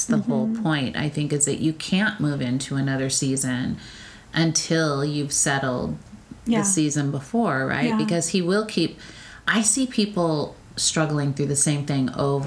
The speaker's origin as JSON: {"language": "English", "region": "California", "country": "United States", "said": "I'm from California"}